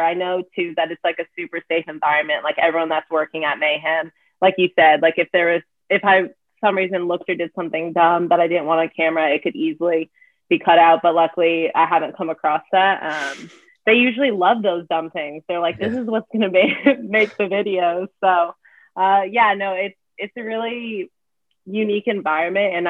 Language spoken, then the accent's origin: English; Arizona, United States; moved away as an adult; also born or lived in New Hampshire; I was born and raised in Arizona